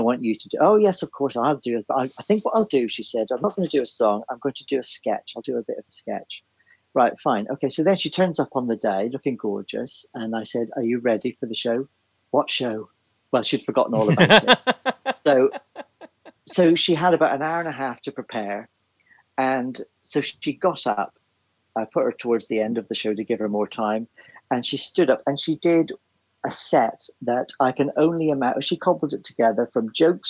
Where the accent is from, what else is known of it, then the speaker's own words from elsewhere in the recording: Belfast, Northern Ireland, United Kingdom; I grew up in Belfast